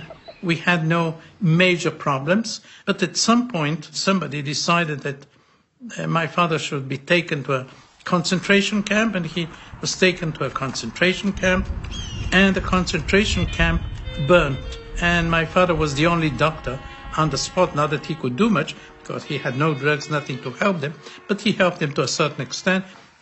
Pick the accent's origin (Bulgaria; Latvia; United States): Bulgaria; born there; I was born in Bulgaria, and I was a child during the war